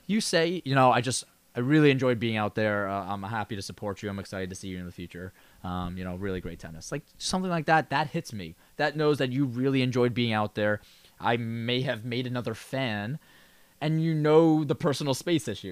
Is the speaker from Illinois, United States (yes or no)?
no; New York, United States; a New Yorker